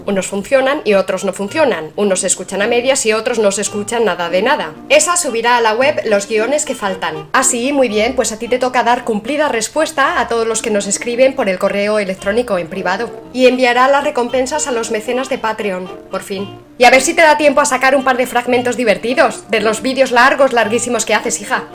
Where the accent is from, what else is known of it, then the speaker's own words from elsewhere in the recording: Spain; somos los españoles de a pie